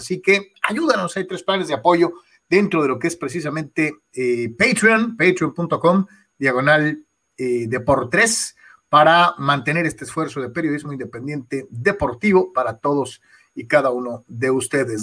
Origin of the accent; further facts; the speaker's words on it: Mexico; somos mexicanos, así somos